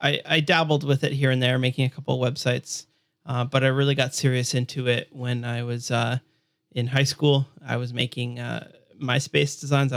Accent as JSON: {"language": "English", "town": "Hamilton", "region": "Ontario", "country": "Canada", "said": "So I'm from Hamilton, Burlington, Toronto area. It's in Ontario, Canada."}